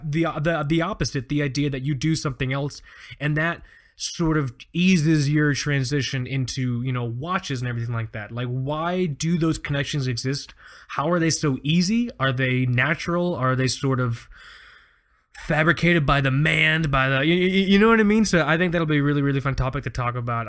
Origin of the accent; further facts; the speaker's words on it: Florida, United States; I grew up here in Florida. I didn't leave, I didn't leave home till I was nineteen